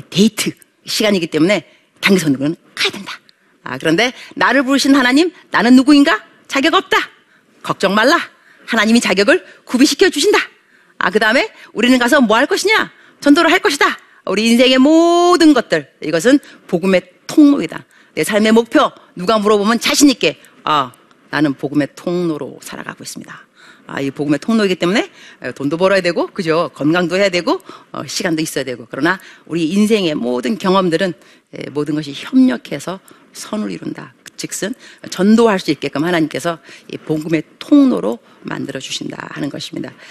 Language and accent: Korean; Bupyeong, Incheon, South Korea; 안녕하세요. 인천 부평에서 온